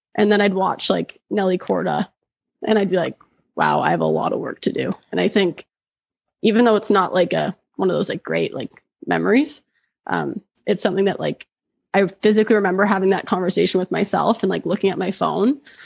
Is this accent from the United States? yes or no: no; Oshawa, Ontario, Canada; moved away as an adult; now in Banff, Canada; originally I'm from Oshawa.